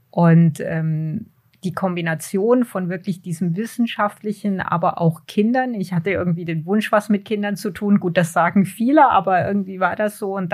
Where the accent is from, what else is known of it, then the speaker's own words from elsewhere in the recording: Hanau, Hesse, Germany; Ah, in diesem Fall war das ähm, in, in Hanau. Also ich bin in Deutschland geboren und aufgewachsen.